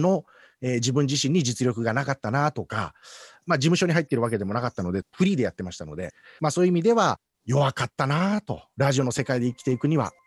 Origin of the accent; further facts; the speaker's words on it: Osaka, Japan; moved away; also born or lived in Nagoya / Tokyo; 僕はあの大阪出身